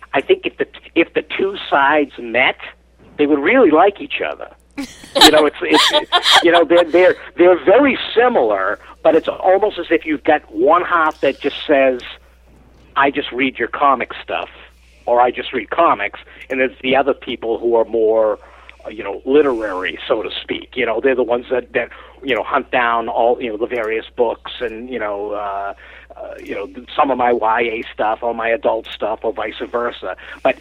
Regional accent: Lynn, Massachusetts, United States; also born or lived in Beacon Hill, Boston; I grew up in Lynn

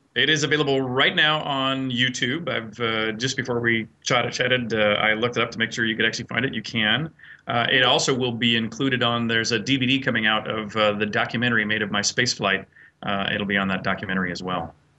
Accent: United States; myself as an American

